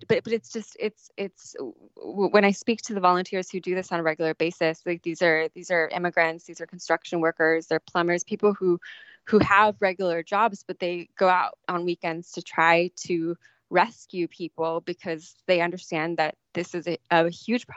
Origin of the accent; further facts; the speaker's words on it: San Diego, California, United States; where I was growing up in San Diego